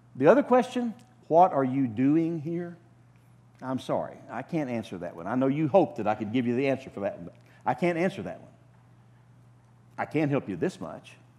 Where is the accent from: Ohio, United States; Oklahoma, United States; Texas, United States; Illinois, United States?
Oklahoma, United States; moved away as an adult; I'm an Okie from Oklahoma.